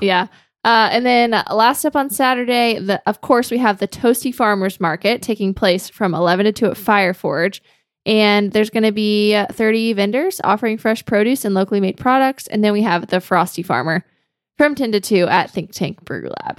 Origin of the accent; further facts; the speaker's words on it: Georgia, United States; now in Greenville, United States; I grew up in Georgia